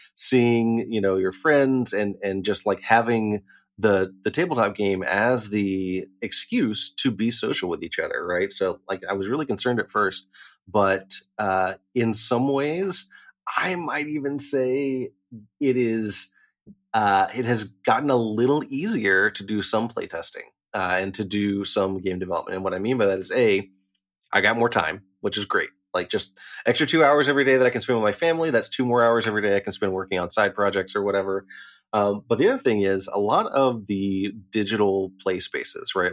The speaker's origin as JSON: {"language": "English", "town": "Chattanooga", "region": "Tennessee", "country": "United States", "also_born_or_lived": "Knoxville, Tennessee", "moved": "yes", "said": "I'm from Chattanooga"}